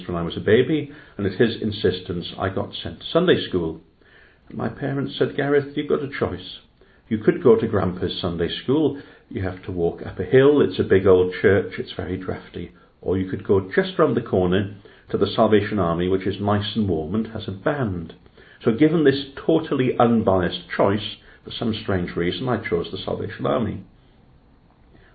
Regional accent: Llanelli, Wales, United Kingdom; now in Cardiff, United Kingdom; I grew up in Llanelli, a working town in West Wales, just beyond Swansea.

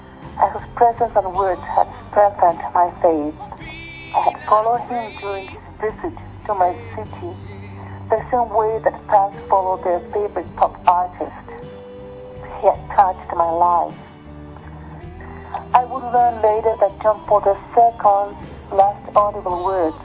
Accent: Peru; now in Australia; I come from Peru and I live in Australia

